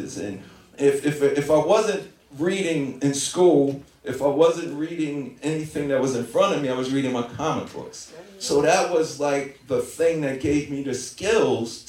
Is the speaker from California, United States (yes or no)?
no; New York City, New York, United States; I was a really good student growing up in Hollis, Queens, New York